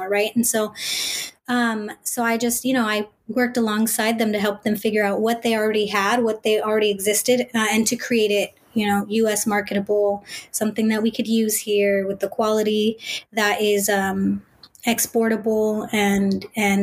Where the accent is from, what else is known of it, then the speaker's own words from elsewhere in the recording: Bay Area, California, United States; I'm first gen, born and raised in the Bay Area.